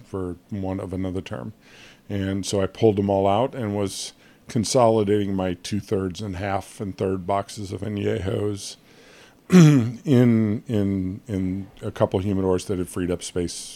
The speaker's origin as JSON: {"language": "English", "country": "United States", "said": "I'm an American"}